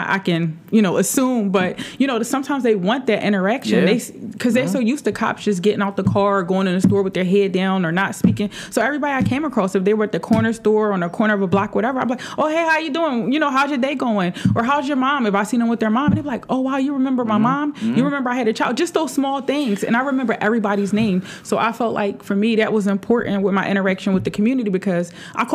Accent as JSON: {"language": "English", "town": "Philadelphia", "region": "Pennsylvania", "country": "United States", "tie": "born or raised there", "said": "I'm from West Philly. You know what I mean? I'm from this neighborhood."}